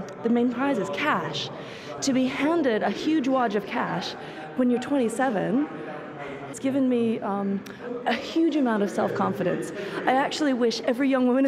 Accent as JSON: {"language": "English", "country": "United States", "tie": "born or raised there", "moved": "as an adult", "lives_now": "Finland", "said": "I was born in America, but I live in Finland. And I've been there for the last 10 years"}